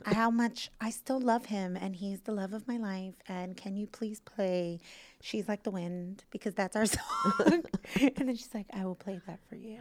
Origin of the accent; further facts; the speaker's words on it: New York City, New York, United States; as a New Yorker